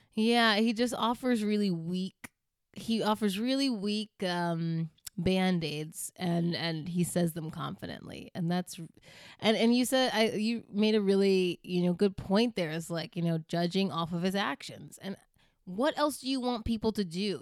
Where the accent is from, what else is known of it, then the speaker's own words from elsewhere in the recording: Virginia, United States; so when we grew up in Virginia, we went to a black church with, y, a black Baptist church, a Southern black Baptist church.